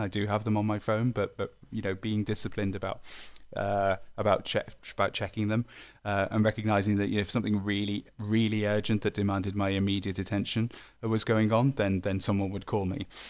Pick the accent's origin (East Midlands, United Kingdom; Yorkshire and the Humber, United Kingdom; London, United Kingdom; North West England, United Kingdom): North West England, United Kingdom; the Northwest; I'm from the Northwest